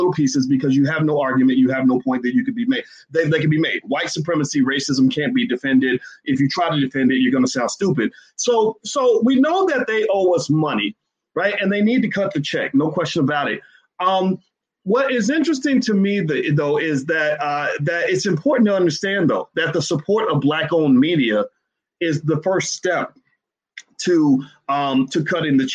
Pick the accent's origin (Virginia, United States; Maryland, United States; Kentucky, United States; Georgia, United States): Kentucky, United States; Louisville; my hometown, Louisville